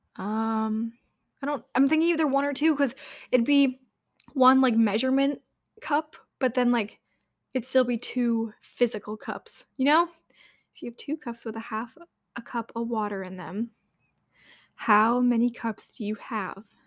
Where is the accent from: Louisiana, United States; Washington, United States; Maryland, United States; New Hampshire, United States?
New Hampshire, United States; I'm from New Hampshire